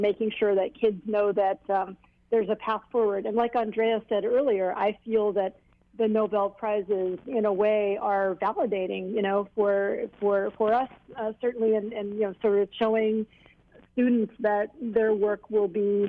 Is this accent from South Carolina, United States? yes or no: no; Hilo, Hawaii, United States; I grew up in Hilo